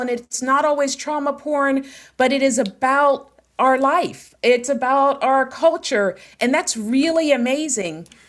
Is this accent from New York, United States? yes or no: no; Pittsburgh, Pennsylvania, United States; am from Pittsburgh, born and raised